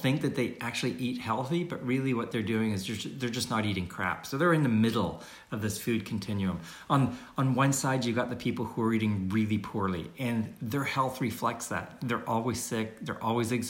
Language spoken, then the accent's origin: English; Canada; I'm from Canada